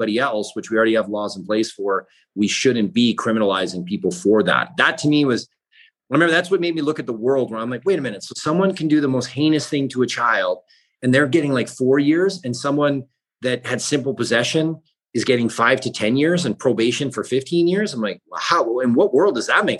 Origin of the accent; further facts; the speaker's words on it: British Columbia, Canada; where I grew up in British Columbia